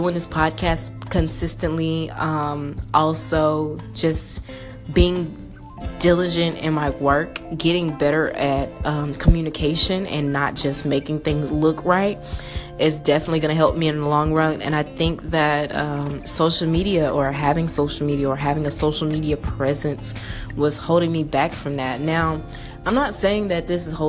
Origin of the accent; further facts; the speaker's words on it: Memphis, Tennessee, United States; moved away as an adult; now in Atlanta, United States; I'm from Memphis, Tennessee, born and raised. I lived there from 0 to 20 years old